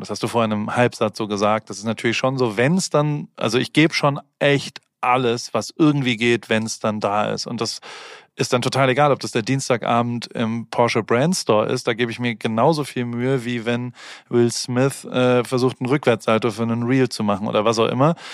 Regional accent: Heidelberg, Baden-Württemberg, Germany; also born or lived in Hamburg; now in Los Angeles, United States; ich bin immer noch Heidelberger

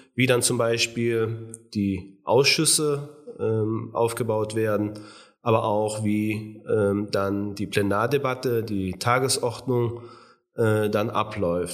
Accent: Lissendorf, Rhineland-Palatinate, Germany; Mein Heimatort ist Lissendorf, der natürlich auch der schönste Ort in ganz Deutschland ist

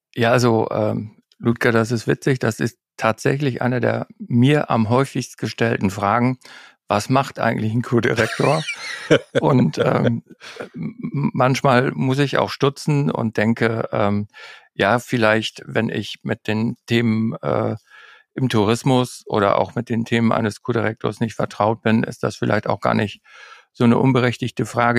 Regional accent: Northern Germany, Germany; als Norddeutscher

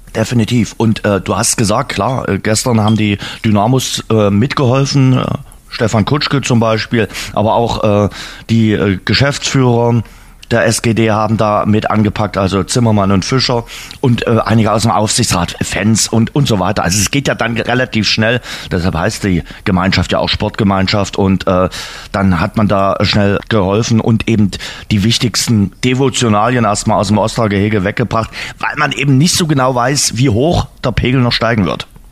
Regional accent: Saxony, Germany; bei uns in Sachsen, auch in Dresden.

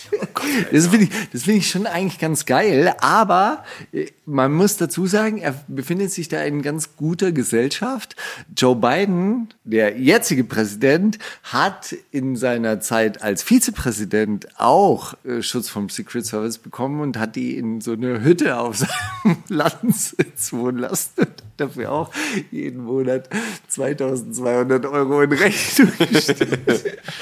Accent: Stuttgart, Baden-Württemberg, Germany; ich bin ja in Stuttgart aufgewachsen

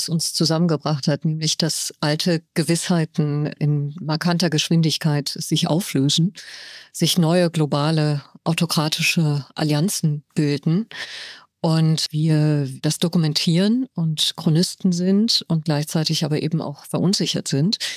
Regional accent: Tehran, Tehran Province, Iran; born there; Ich bin in Teheran geboren und das letzte Buch, das ich herausgebracht habe, hat sich mit dem Iran beschäftigt.

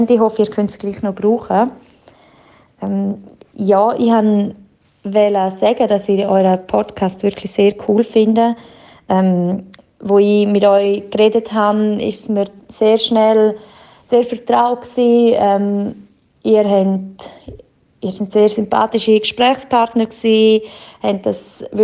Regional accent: Graubünden, Switzerland; ich habe vernommen, dass ihr beide in Chur, in Graubünden studiert habt. Und das ist ja meine Heimat

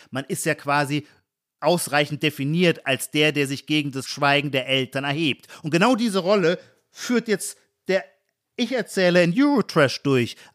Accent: Heidelberg, Baden-Württemberg, Germany

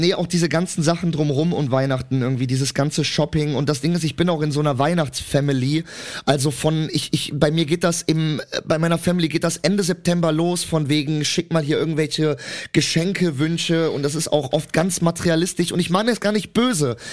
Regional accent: Cologne, North Rhine-Westphalia, Germany; ich komme ja aus Köln und vor allem komme ich auch aus nicht einer schönen Ecke aus Köln. Ich komme aus Köln-Mühlheim

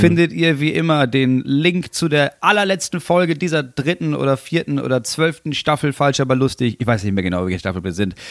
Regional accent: Germany; als Deutscher

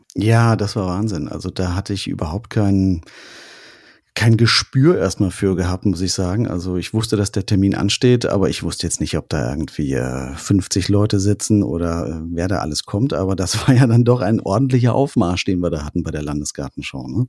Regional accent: Künzell, Hesse, Germany; aus meinem Heimatdorf in mhm. Künzell

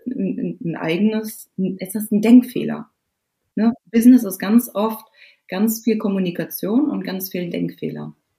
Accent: Germany; bei uns in Deutschland

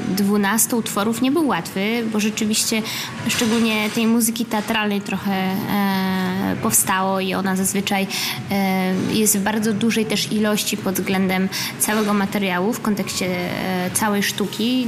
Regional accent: Gdańsk, Pomeranian Voivodeship, Poland; moved away as an adult; also born or lived in Berlin / Warsaw; moim rodzinnym miastem Gdańsk, potem Warszawą.

